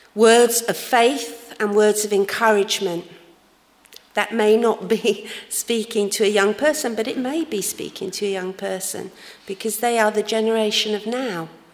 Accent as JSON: {"language": "English", "region": "London", "country": "United Kingdom", "tie": "born or raised there", "said": "I grew up in uh, a church in London. You might not have guessed that from my accent, of course"}